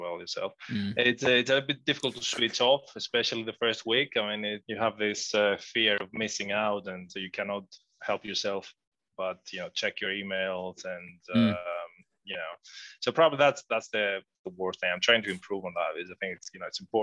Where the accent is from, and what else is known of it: Athens, Attica, Greece; moved away